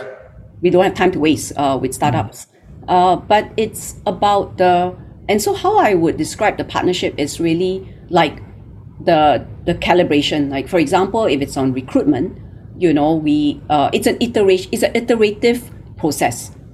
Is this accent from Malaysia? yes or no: yes; Malaysia; moved away as an adult; now in Singapore; I'm Malaysian. Uh, you know, I grew up in Malaysia